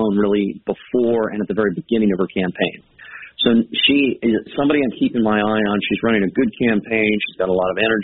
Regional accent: California, United States

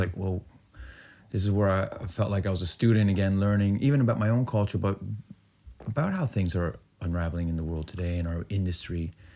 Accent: Peterborough, Ontario, Canada; I'm growing up in Peterborough, Ontario, which, real hick, small town, Iranian

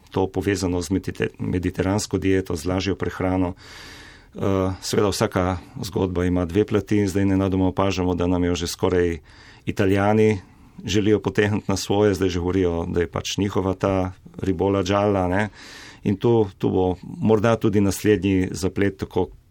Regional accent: Slovenia; Slovenci smo

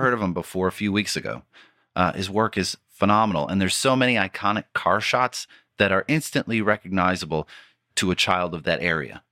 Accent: Warren, Michigan, United States; my hometown of Warren, Michigan.

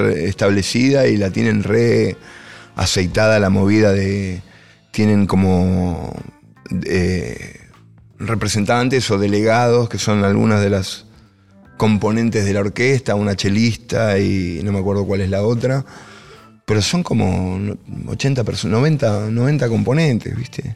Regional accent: El Palomar, Buenos Aires Province, Argentina; Yo soy de Palomar

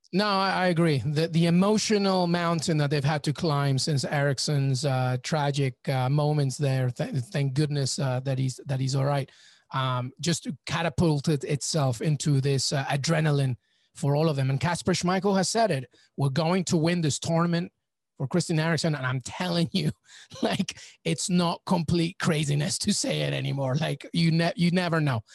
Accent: England, United Kingdom; also born or lived in Peru; I'm Peruvian, but I grew up in England

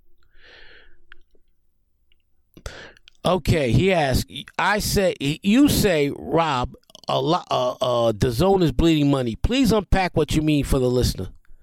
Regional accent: New York City, New York, United States; I grew up in the South Bronx

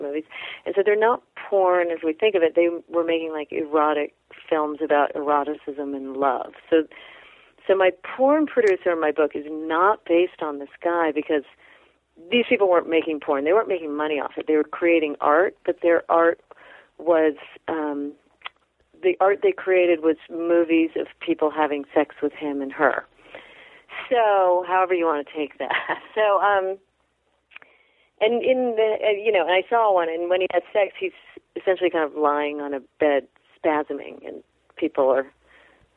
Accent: California, United States; I'm from California

